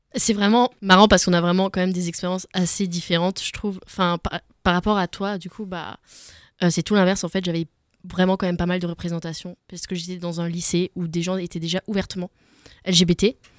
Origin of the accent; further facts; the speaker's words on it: Alsace, Grand Est, France; je suis d'origine d'Alsace, mais j'ai beaucoup voyagé